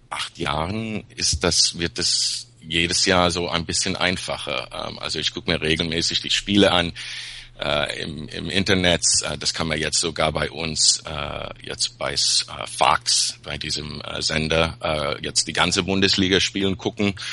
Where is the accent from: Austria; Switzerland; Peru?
Peru; now in Los Angeles, United States; Eigentlich Peruaner.